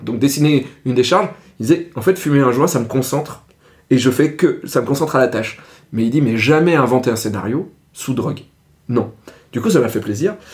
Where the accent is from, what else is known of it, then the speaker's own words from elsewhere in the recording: Ardèche, Auvergne-Rhône-Alpes, France; moved away; j'y retourne parce que c'est là, là d'où je viens